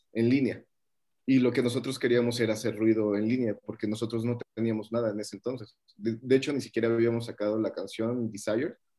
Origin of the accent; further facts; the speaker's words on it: Mexico; soy de México